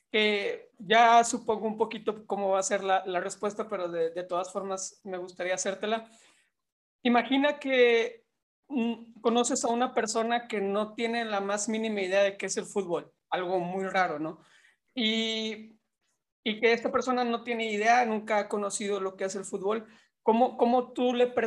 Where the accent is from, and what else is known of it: Mexico